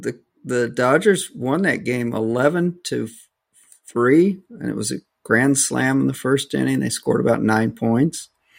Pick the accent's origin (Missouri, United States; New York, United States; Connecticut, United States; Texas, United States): Missouri, United States; now in Los Angeles, United States; I am from Missouri.